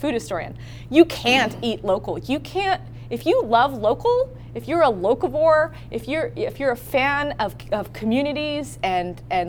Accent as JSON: {"language": "English", "town": "Berkeley", "region": "California", "country": "United States", "said": "I am from Berkeley"}